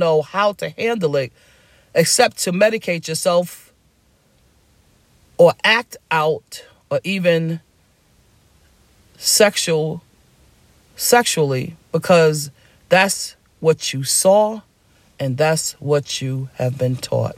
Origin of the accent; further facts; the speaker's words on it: New York City, New York, United States; I grew up in Harlem in a poor neighborhood